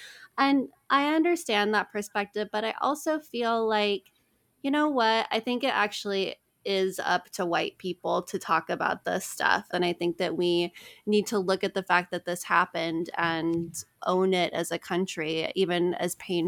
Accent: Phoenix, Arizona, United States; I grew up in Phoenix, which has a major street running through it called Indian School Road.

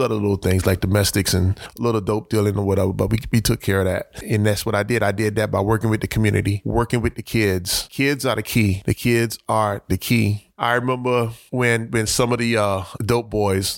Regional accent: Miami, Florida, United States; born or raised there

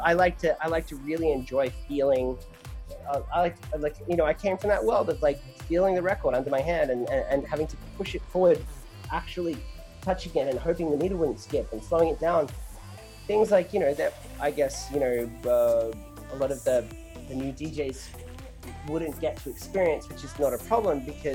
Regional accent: Australia; now in Los Angeles, United States; I used the word college here in America, but I grew up in Australia. I've been living in LA for 7 years now, hence the smooshed accent.

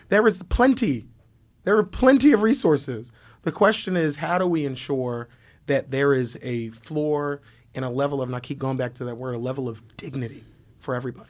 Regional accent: Philadelphia, Pennsylvania, United States; I'm, I'm from, from North Philly. Born, born and raised on the playground

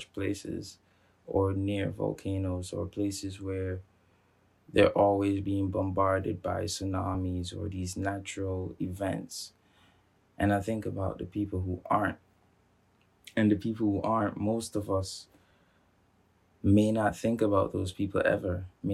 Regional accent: Montserrat; moved away; I grew up on Montserrat

